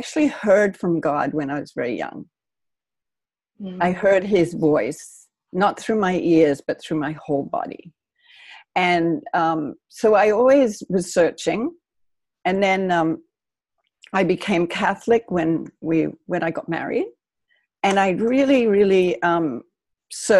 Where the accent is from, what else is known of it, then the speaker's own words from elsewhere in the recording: Australia; moved away as an adult; also born or lived in New York; now in United States; I grew up in Australia. I was born here, but I grew up in Australia.